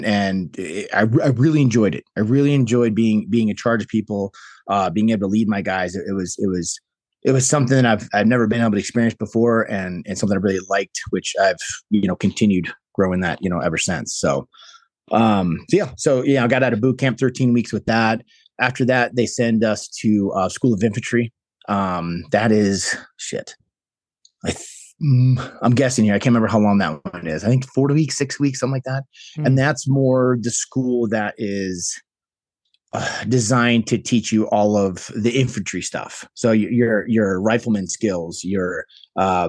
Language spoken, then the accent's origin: English; Chicago, Illinois, United States; moved away as an adult; now in New Mexico, United States; I grew up in Chicago, Illinois